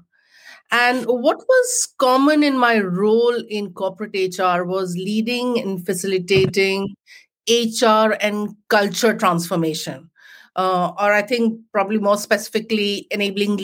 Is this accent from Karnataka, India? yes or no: no; Jamshedpur, Jharkhand, India; moved away as an adult; now in United Kingdom; I grew up in a small town in India called Jamshedpur, which is the home of the Tatas.